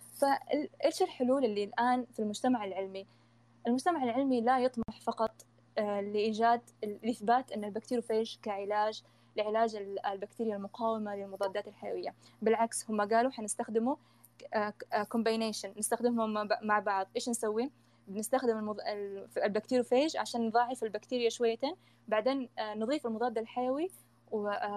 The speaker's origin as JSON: {"language": "Arabic", "country": "Saudi Arabia", "said": "عندنا في السعوديه"}